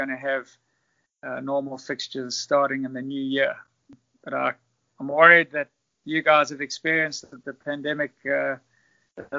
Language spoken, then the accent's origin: English; South Africa; also born or lived in Zimbabwe / Durham, England; I was born in Zimbabwe, but lived most of my life in South Africa